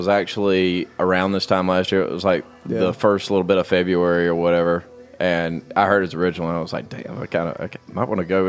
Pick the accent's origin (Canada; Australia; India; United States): United States; Portal, Georgia; I grew up in Portal, Georgia. It's nothing but just like a caution light and a Dollar General over there.